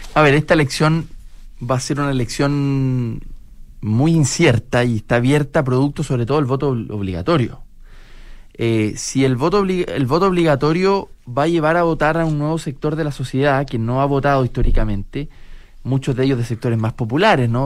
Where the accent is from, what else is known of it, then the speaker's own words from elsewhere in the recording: Chile; vamos a seguir siendo chilenos y vamos a habitar esta patria común